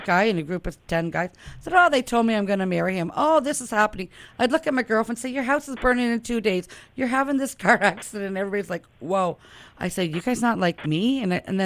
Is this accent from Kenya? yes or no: no; Ottawa, Ontario, Canada; I'm from Ottawa